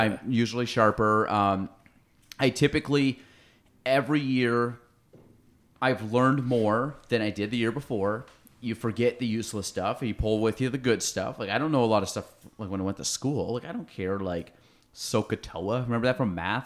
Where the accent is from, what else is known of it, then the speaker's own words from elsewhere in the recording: Chazy, New York, United States; I was from Shazy